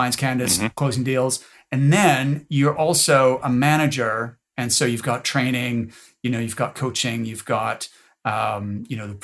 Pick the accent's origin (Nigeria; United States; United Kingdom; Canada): Canada; Nova Scotia; I'm from Nova Scotia